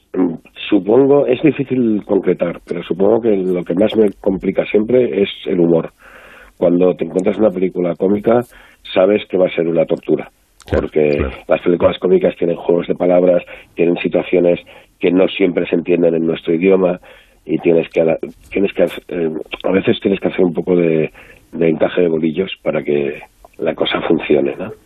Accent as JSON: {"language": "Spanish", "town": "Barcelona", "region": "Catalonia", "country": "Spain", "said": "yo soy de Barcelona"}